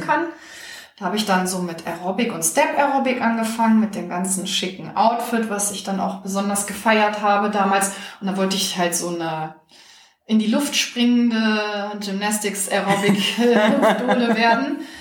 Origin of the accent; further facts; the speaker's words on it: Hanover, Lower Saxony, Germany; also born or lived in Czech Republic; dann bin ich hier groß geworden, habe aber die Ferien eigentlich immer bei meiner Familie in Tschechien verbracht